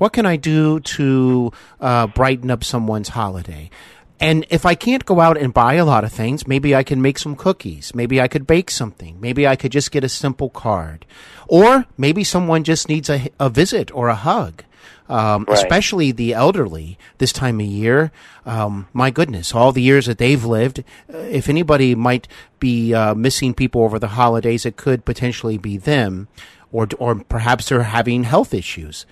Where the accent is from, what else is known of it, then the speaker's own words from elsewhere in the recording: Cincinnati, Ohio, United States; I actually host Hollywood and Beyond here in my hometown of Cincinnati, Ohio